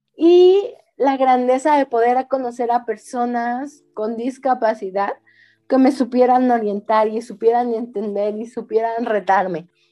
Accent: Mexico; nosotras como mexicanas, como mexicanos, como cultura

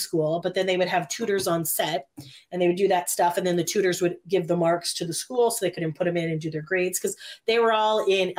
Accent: Canada; For those listening that are not Canadian. {S10} Yes. {S11} We're Canadian.

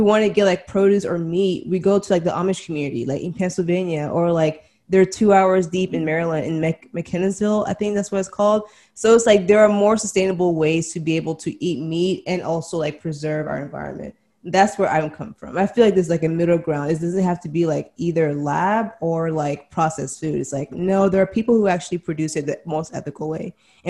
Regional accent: DR Congo; born there; it's like where I grew up and like where I was born, everything, I was born in Congo, right? So back in the homeland.

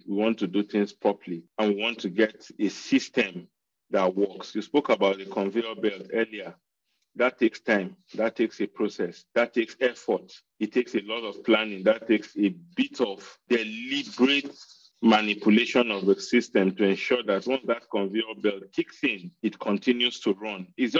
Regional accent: Benue, Nigeria; now in Jos, Nigeria; I live in Jos. It's funny, I come from Benue State, but I've lived in Jos since 1992. So Jos is home for me.

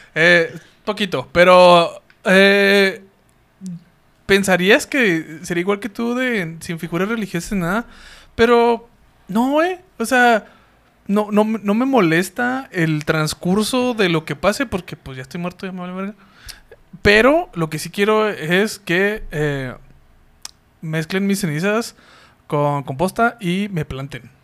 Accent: Mexico; somos mexicanos

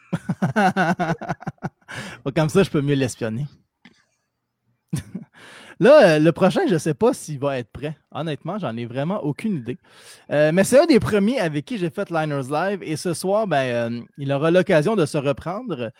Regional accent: Quebec, Canada; au Québec, on est québécois et on est fier

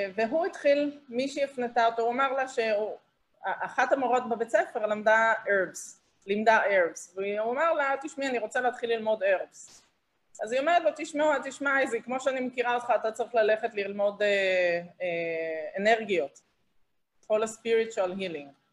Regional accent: Israel; moved away as an adult; ישראלית שאיבדה אנשים קרובים בטרור אה, בארץ

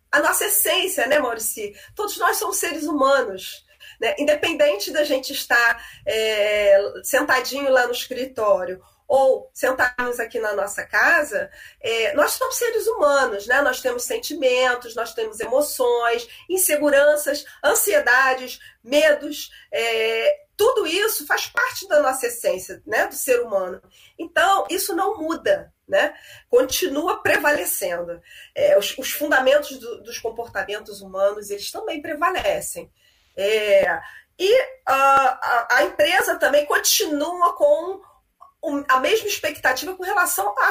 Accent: Rio de Janeiro, Brazil; aqui no Maracanã, Canã, né, que eu sou carioca

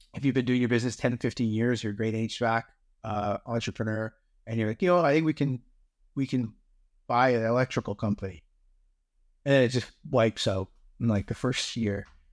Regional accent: Canada; being Canadian

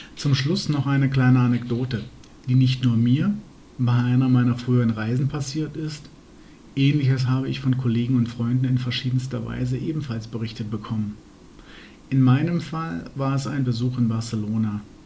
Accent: Germany

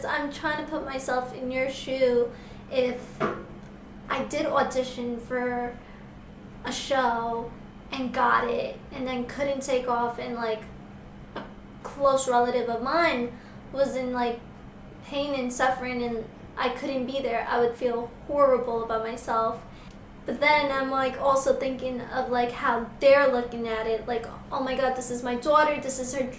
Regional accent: New York, United States; I'm from New York, and I have never heard of Hamilton Heights

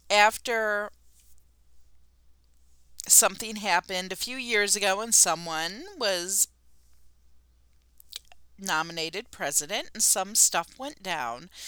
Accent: Niagara Falls, Ontario, Canada; Listen, if I travel abroad, where are you from? Niagara Falls, Canada.

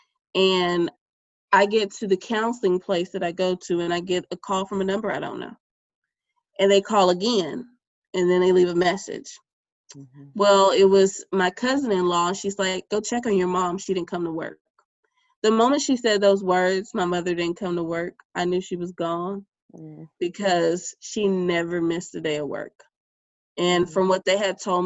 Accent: Bay City, Texas, United States; also born or lived in Pearland, Texas; my hometown of Bay City, Texas

